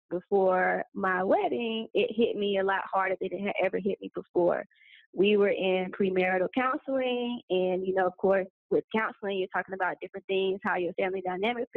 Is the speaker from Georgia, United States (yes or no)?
yes; Atlanta, Georgia, United States; moved away as an adult; now in Cairo, Egypt; I am from Atlanta, Georgia, but I currently live in Cairo, Egypt